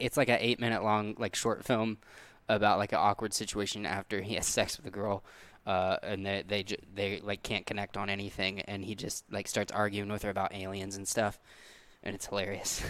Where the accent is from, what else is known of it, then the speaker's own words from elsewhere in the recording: the Ozarks, Missouri, United States; where we're from